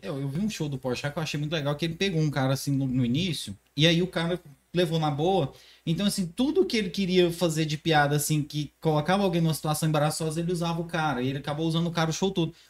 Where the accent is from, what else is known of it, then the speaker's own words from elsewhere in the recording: Morrinhos, Goiás, Brazil; now in Caldas Novas, Brazil; Eu sou de Morrinhos, cidadezinha de bem interiorando aqui do lado